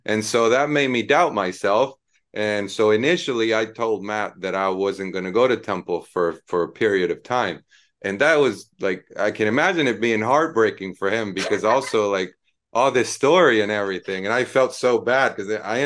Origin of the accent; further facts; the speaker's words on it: Argentina; moved away as an adult; also born or lived in Philadelphia, United States / Italy; back to my hometown